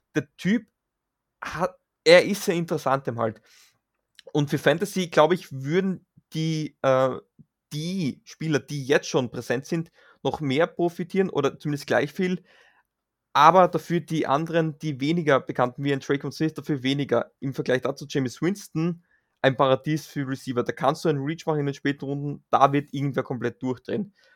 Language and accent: German; Graz, Styria, Austria; wie man bei uns in Graz sagt